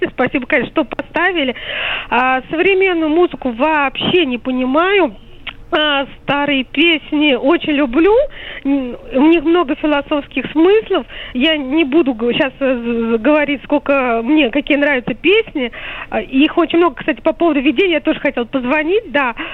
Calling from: Moscow, Russia; я из Москвы.

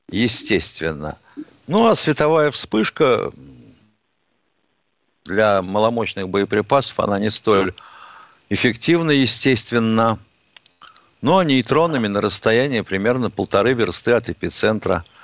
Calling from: Moscow, Russia; Здравствуйте … из Москвы.

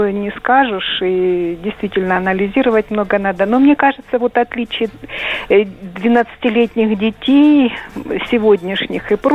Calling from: Rostov-on-Don, Rostov Oblast, Russia; Э, я звоню из Ростова.

